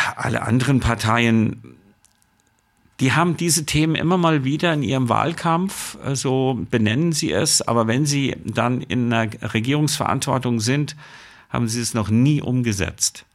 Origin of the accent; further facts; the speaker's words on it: Germany; bei uns in Deutschland